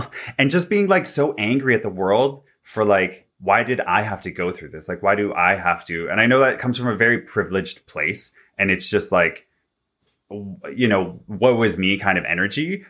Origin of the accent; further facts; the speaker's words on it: Vancouver, British Columbia, Canada; now in Toronto, Canada; I'm originally from Vancouver, B C. I now live in Toronto.